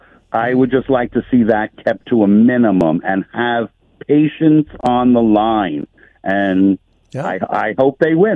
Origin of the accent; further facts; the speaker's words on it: Plainview, New York, United States; moved away as an adult; now in Stockton, United States; I live in Stockton, California now, but I'm originally from Plainview. I've been out here about 15 years